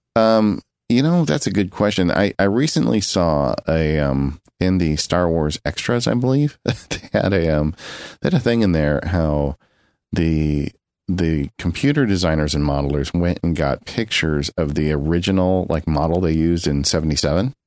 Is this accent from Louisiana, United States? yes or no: no; San Bernardino County, California, United States; I grew up in San Bernardino County. That's where I grew up